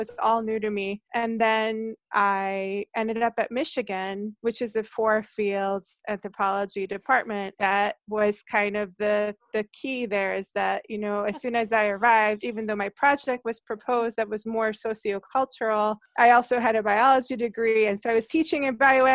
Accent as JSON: {"language": "English", "country": "Hungary", "tie": "born or raised there", "also_born_or_lived": "New Jersey", "second_language": "English", "moved": "yes", "lives_now": "United States", "said": "I grew up in Hungary"}